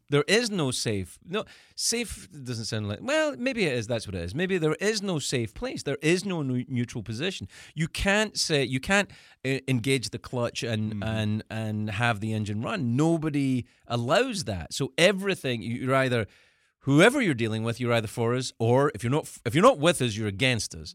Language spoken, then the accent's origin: English; Scotland, United Kingdom; moved away as an adult; also born or lived in United States; I'm I'm an American living abroad in the country that I'm from